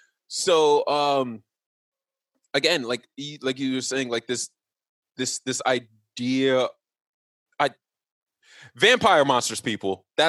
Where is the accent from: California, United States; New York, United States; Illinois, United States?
New York, United States; Forest Hills; Yeah, I'm from Forest Hills.